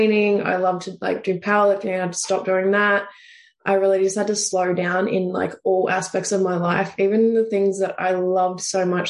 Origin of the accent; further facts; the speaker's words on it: Deniliquin, New South Wales, Australia; moved away as an adult; originally I'm actually from country New South Wales. So it's right on the border of New South Wales and Victoria. I'm a little town called Deneligrin. So there's only about 8,000 people there. So you just about know everyone growing up